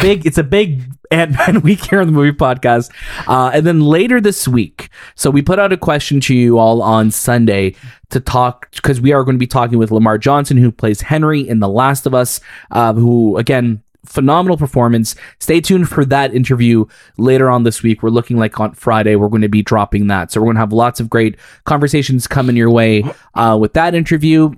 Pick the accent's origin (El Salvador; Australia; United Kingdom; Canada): Canada; as a Canadian